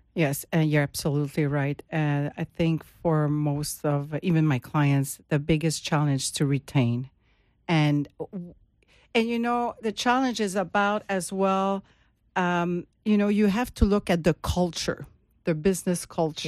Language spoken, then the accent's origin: English; Montreal, Quebec, Canada; moved away as an adult; now in Florida, United States; I am from Montreal, and, and now I'm in Florida